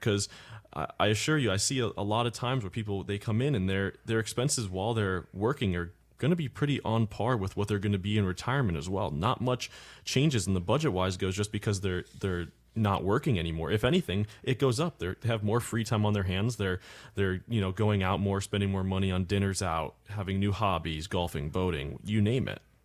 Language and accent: English; Cape Coral, Florida, United States; I'm from Cape Coral, Florida